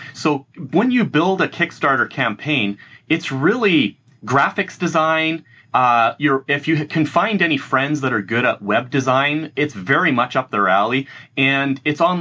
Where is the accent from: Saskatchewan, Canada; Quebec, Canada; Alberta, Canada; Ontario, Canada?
Alberta, Canada; Edmonton; I've grown up in a city called Edmonton